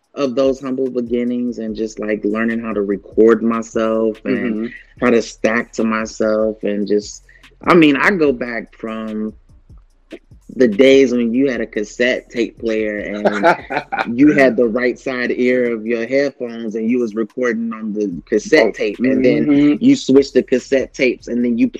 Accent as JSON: {"language": "English", "region": "Kentucky", "country": "United States", "tie": "born or raised there", "said": "because I grew up in Kentucky"}